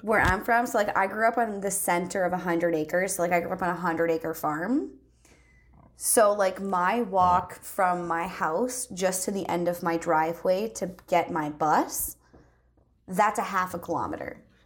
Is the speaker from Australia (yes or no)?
no; Canada; as a Canadian